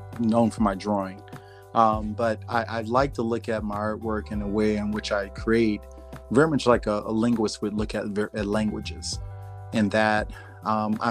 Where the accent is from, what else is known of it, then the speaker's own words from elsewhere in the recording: New Orleans, Louisiana, United States; growing up in the South and down in New Orleans, Louisiana, and growing up as a Black man in the South